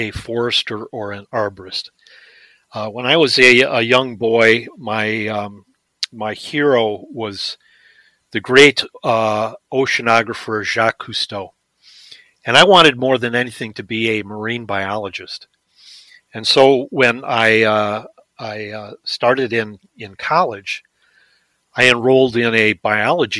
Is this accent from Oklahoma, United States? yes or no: no; Detroit, Michigan, United States; also born or lived in Maine; when I grew up in Detroit, the house we lived